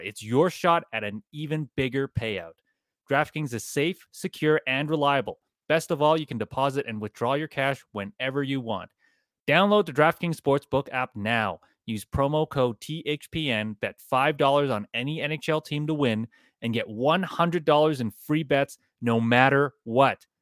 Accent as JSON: {"language": "English", "town": "Calgary", "region": "Alberta", "country": "Canada", "tie": "born or raised there", "moved": "yes", "lives_now": "Edmonton, Canada", "said": "I grew up in Calgary"}